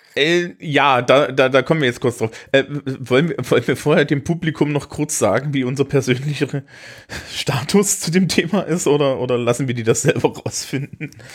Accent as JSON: {"language": "German", "region": "Thuringia", "country": "Germany", "moved": "yes", "lives_now": "Franconia, Germany", "said": "bin ich natürlich als Thüringer"}